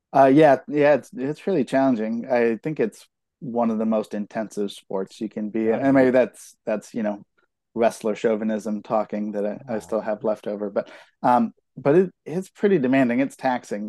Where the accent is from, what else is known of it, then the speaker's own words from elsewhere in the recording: Concord, California, United States; I grew up in in Concord, which is kind of like the far side of the East Bay.